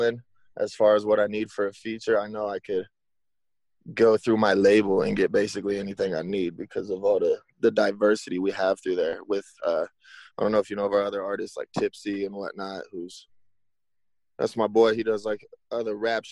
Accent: South Lake Tahoe, California, United States; also born or lived in Stockton, California; I'm originally from Stockton, California. I was born at St. Joseph's, but I moved up here to South Lake Tahoe when I was about 5 or something like that. And I was just bouncing back and forth between there and here. And then, yeah, I've been repping Tahoe for my whole life

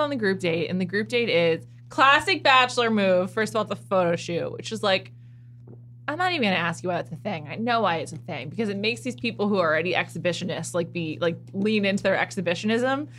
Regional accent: New York, United States; I'm from New York. And in New York, we say Secaucus

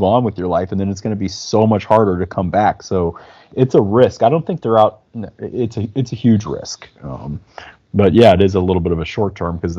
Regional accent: Midwest, United States; I'm from the Midwest. I'm from cold places

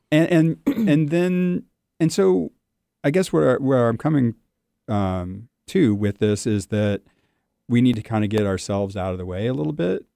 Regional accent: Southern California, United States; I'm born and raised in Southern California

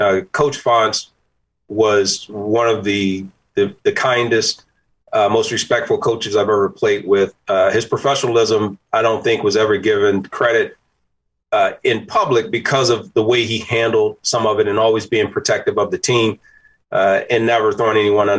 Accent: Danville, Virginia, United States; Yeah, Danville, Virginia.

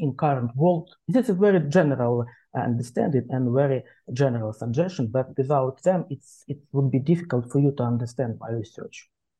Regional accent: Ukraine; English is a second language; I'm Ukrainian and I'm an historian by training.

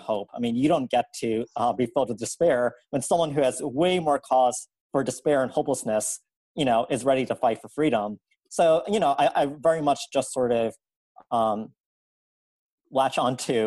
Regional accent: New Orleans, Louisiana, United States; I'm originally from New Orleans and grew up and went to law school in South Louisiana

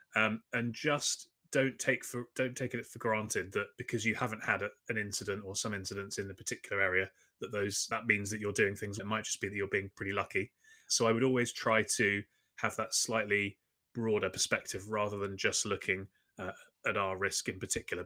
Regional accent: London, United Kingdom; I'm from London in the U K

